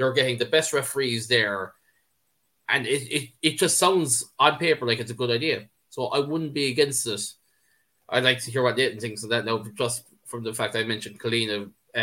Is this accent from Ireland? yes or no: yes; Ireland; I'm speaking as an Irishman